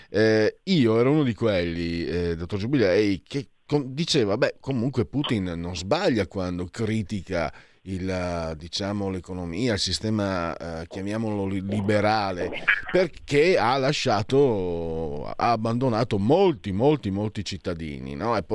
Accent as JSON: {"language": "Italian", "region": "Veneto", "country": "Italy", "said": "e io vengo dal Veneto, Friuli, abbiamo questo modo di parlare."}